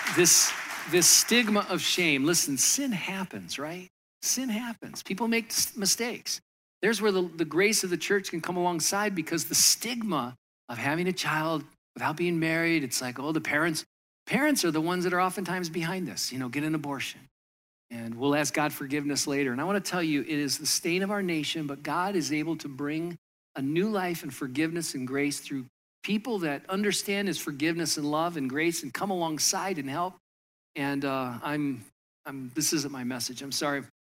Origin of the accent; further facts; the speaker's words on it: Michigan, United States; moved away as an adult; also born or lived in Southern California; now in New Jersey, United States; I grew up in Michigan